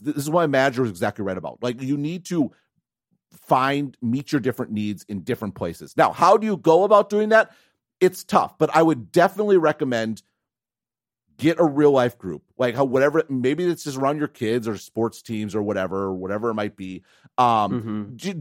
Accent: Wisconsin, United States; moved away; also born or lived in Madison; I grew up in Wisconsin, I was super interested in tech

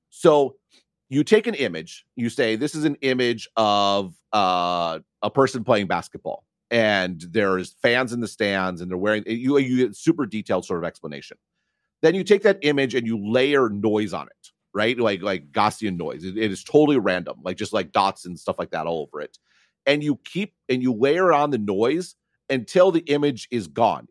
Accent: near Madison, Wisconsin, United States; I grew up near Madison, Wisconsin

